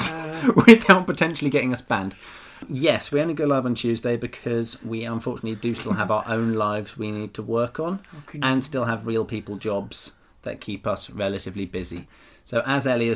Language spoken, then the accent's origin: English; England, United Kingdom; I'm not actually from Madagascar. I'm very much English.